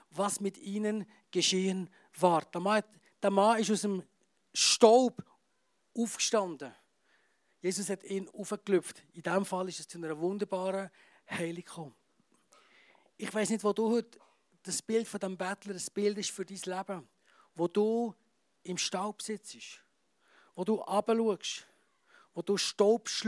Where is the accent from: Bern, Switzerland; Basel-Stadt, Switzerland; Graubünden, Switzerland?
Graubünden, Switzerland; Und äh, als Bündner sowieso, oder? Steinbock.